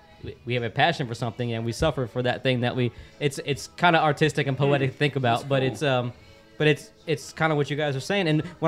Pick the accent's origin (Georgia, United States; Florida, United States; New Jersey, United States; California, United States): Florida, United States; I mean, I grew up in Florida.